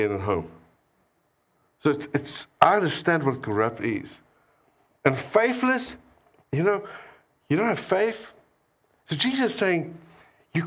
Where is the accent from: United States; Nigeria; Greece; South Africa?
South Africa; I came all the way from South Africa